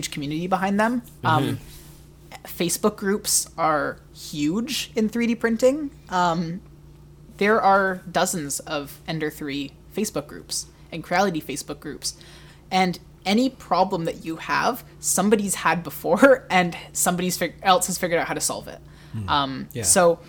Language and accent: English; Canada; as a Canadian